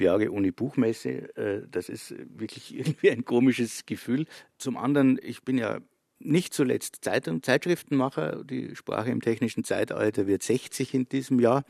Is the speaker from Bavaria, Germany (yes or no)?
yes; northeastern Bavaria, Germany; Ich bin in der Provinz aufgewachsen, in Nordostbayern